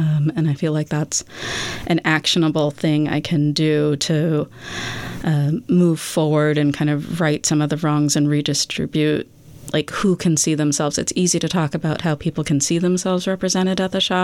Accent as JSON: {"language": "English", "town": "Boston", "region": "Massachusetts", "country": "United States", "tie": "born or raised there", "said": "I grew up in the Boston area in the 90s."}